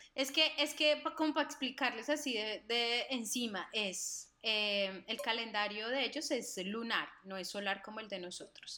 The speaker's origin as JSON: {"language": "Spanish", "town": "Cartago", "region": "Valle del Cauca", "country": "Colombia", "also_born_or_lived": "United States", "moved": "yes", "said": "yo soy cartagüeña y lo que tú quieras y de charachera y de pueblo"}